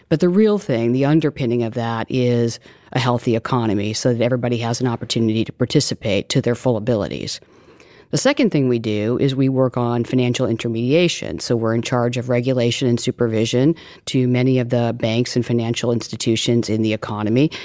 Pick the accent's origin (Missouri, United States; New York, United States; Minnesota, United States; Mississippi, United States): Missouri, United States; We were growing up in Missouri, and my father was a postman